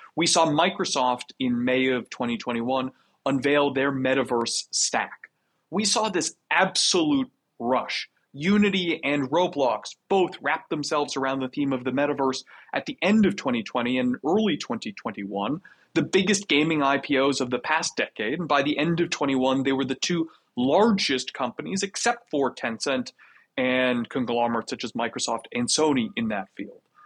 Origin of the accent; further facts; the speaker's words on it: Canada; I'm Canadian